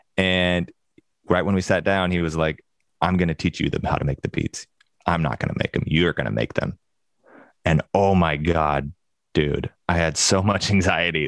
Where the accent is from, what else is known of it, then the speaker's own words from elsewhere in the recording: Springfield, Oregon, United States; I grew up in Springfield